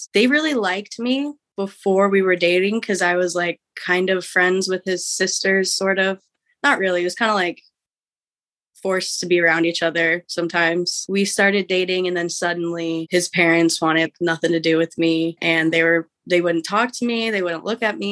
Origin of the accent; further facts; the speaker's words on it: Midwest, United States; also born or lived in West Coast, United States; I was born in the West Coast, raised in the Midwest